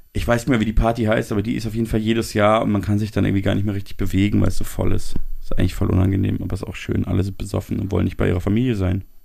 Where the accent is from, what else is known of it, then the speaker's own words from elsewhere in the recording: Munich, Bavaria, Germany; als gebürtiger Münchner